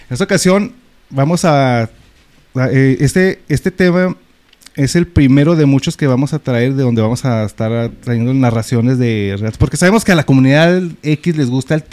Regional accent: Ciudad Juárez, Chihuahua, Mexico; es nuestro Juárez y sí lo queremos.

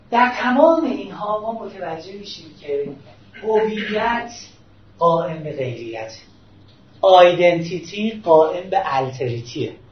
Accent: Tehran, Tehran Province, Iran; در ایران به دنیا اومدم من شهروند اینجام من شهر مثلا اهل تهرانم

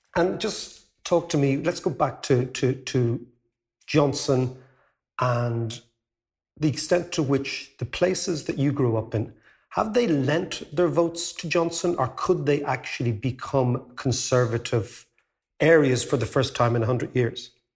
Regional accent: Ireland; we as Irish people

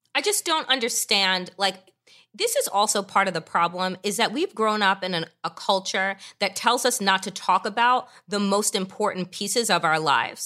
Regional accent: Long Island, New York, United States; I grew up out east on Long Island

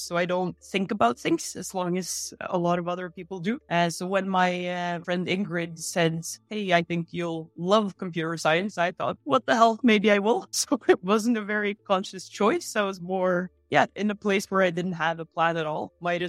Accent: Oslo, Norway; Oslo, Norway.

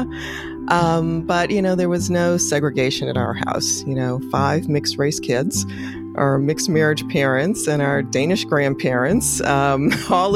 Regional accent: Chicago, Illinois, United States; now in Washington, DC, United States; growing up in Chicago was a big influence

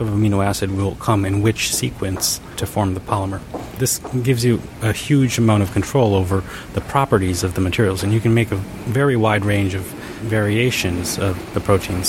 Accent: Japan; I was born in Japan

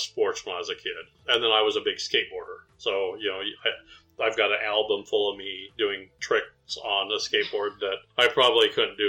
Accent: California, United States; moved away; I grew up in California

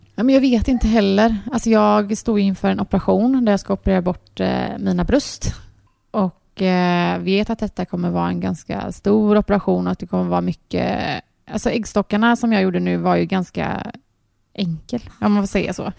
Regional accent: Gothenburg, Västra Götaland, Sweden; vi är uppvuxna här ute i Torslanda.

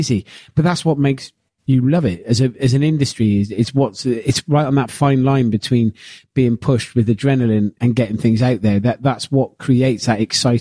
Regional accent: Gloucester, South West England, United Kingdom; I'm a bloke from Gloucester that cooks

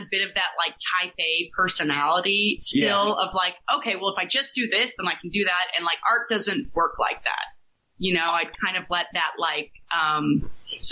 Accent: Dallas, Texas, United States; moved away; I grew up in Texas, in Dallas, and kind of like around like the whole ranching world a little bit too.

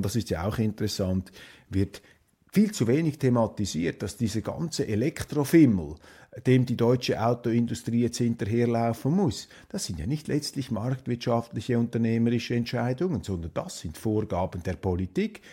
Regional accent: Switzerland; als Schweizer

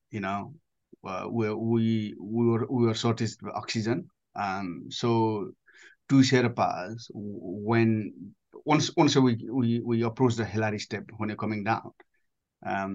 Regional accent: Nepal; moved away as an adult; I grew up in Nepal up to age of 19, looking the mountain pretty much every day.

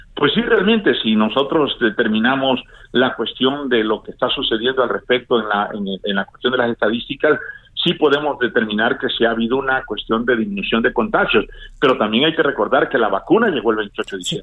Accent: Tabasco, Mexico; moved away; un saludo a mi pueblo y a mi mamá que está en Tabasco

